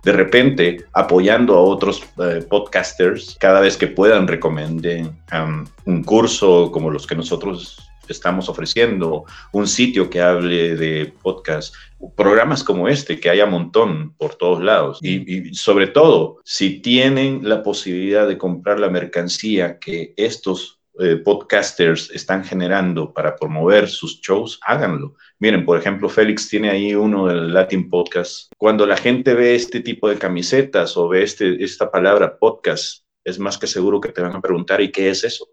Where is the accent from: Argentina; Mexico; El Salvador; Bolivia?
El Salvador; En el país de donde yo soy originario, El Salvador